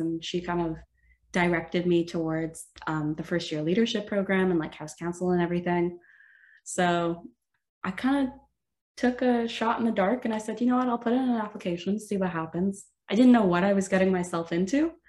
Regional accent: Sudbury, Ontario, Canada; moved away as an adult; now in Waterloo, Canada; I moved from my hometown of Sudbury, which is about five hours uh, north of Waterloo.

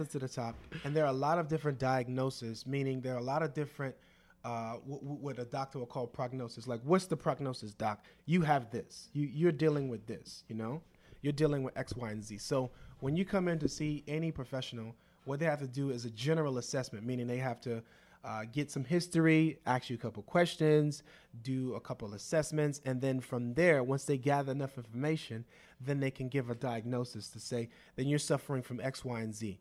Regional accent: Opa-locka, Florida, United States; I was raised on Opelika in the late eighties and early nineties

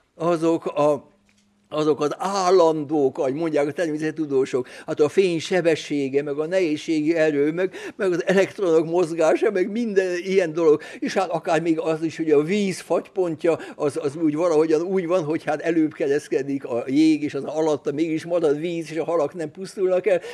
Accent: Budapest, Hungary; Budapesten születtem, Budapesten nevelkedtem

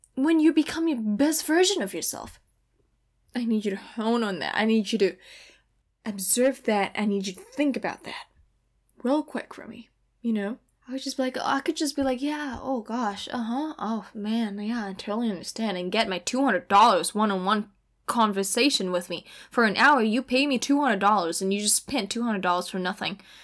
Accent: Indonesia; moved away as an adult; now in California, United States; I am from Indonesia

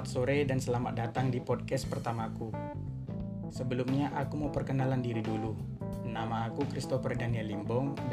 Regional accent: Sunggal, North Sumatra, Indonesia; Asal aku dari Kabupaten Deli Serdang, Kecamatan Sunggal, Provinsi Sumatera Utara.

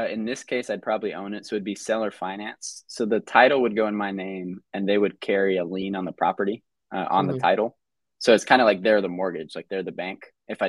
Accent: Georgia, United States; from Georgia.

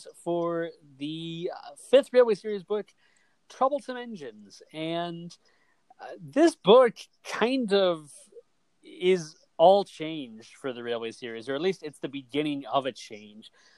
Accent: United States; I grew up in America

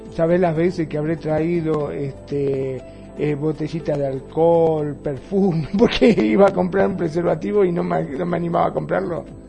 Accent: Argentina; en mi país, en Argentina

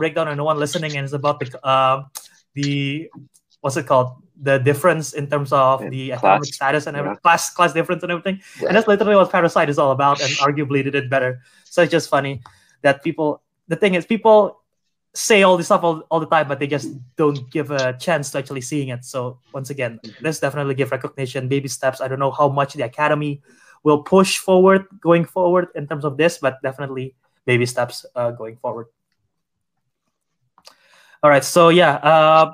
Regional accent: Indonesia; my home country

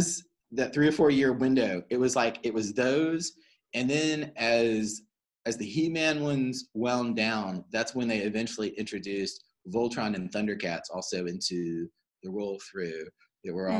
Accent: Cary, North Carolina, United States; growing up in Cary and living in a house

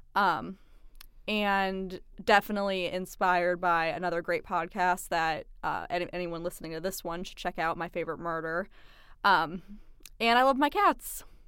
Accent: Ohio, United States; I am originally from Ohio

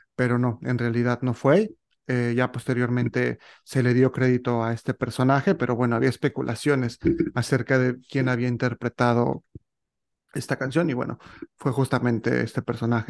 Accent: Mexico; yo como mexicano y, viviendo pues, toda mi vida en este país, eh, México

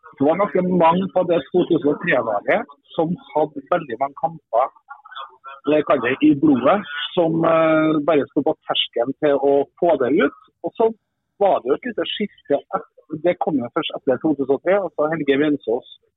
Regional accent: Trondheim, Trøndelag, Norway; moved away as an adult; also born or lived in Sweden / Kristiansand; bodde jeg hjemme i Trondheim da, i noen måneder.

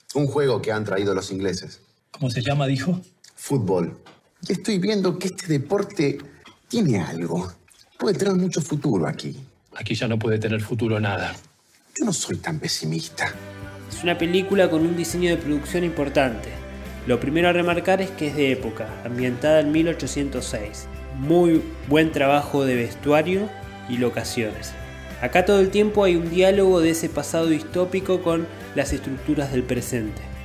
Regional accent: Argentina; como argentinos

